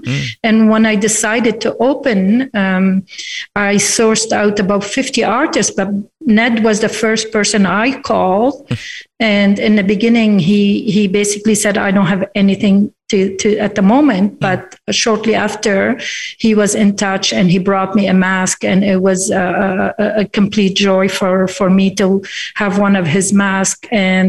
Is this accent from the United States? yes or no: no; Lebanon; now in Fredericton, Canada; I am an immigrant myself. I immigrated from Lebanon in 1977, and a few years after, I walked into our public gallery, Beaverbrook Art Gallery in Fredericton